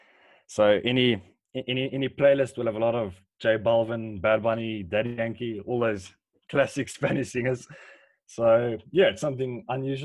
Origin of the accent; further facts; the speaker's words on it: Polokwane, Limpopo, South Africa; I was born in Polokwane and I've been living in Polokwane for the past 18 years